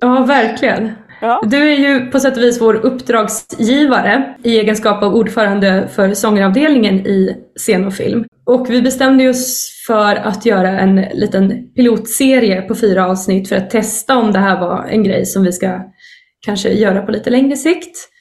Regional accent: Sweden; som vi svenskar liksom, pratar flytande

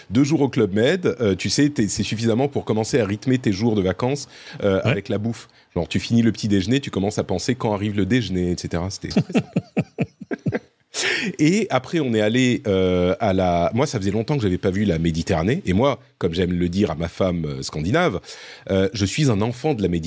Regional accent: Cannes, Provence-Alpes-Côte d'Azur, France; je suis originaire de Cannes, je suis totalement d'accord

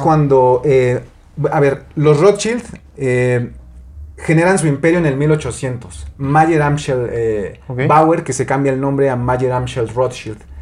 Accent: Mexico; nosotros como mexicanos

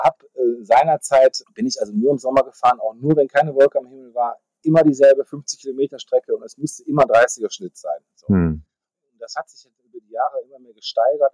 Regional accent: Düsseldorf, North Rhine-Westphalia, Germany; Ich bin äh, gebürtiger Düsseldorfer

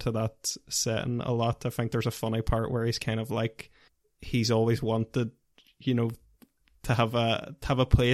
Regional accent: Northern Ireland, United Kingdom; as Northern Irish people, we've not got the traditional podcasting voice either

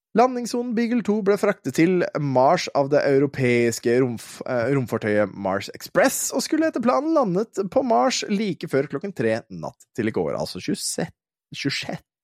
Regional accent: Våler, Østfold, Norway; jeg kommer fra Våler i Østfold. Eh, og Våler i Østfold, når jeg var ung gutt, eh, der var det jo flere asylmottak

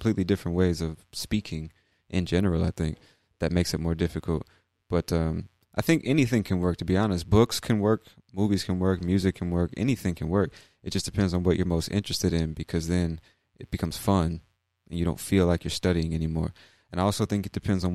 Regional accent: United States; we're all American

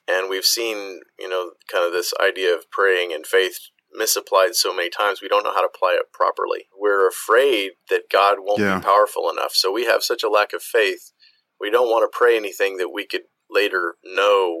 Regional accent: United States; moved away as an adult; all of the medical experience that I have is from growing up in the United States

